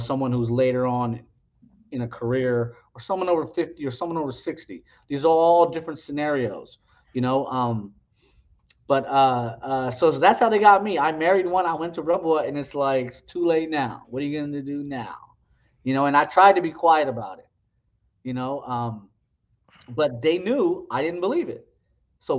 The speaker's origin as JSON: {"language": "English", "region": "West Coast", "country": "United States", "tie": "born or raised there", "said": "I grew up with him on the West Coast"}